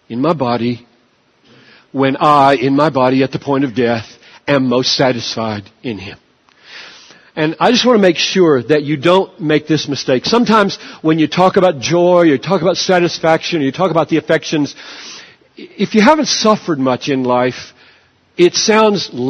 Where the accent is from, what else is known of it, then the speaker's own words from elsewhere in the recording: United States; I'm an American. I'm a Westerner